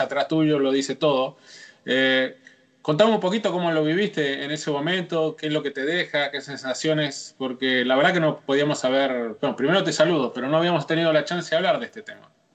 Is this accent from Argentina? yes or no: yes; Argentina; para mí como argentino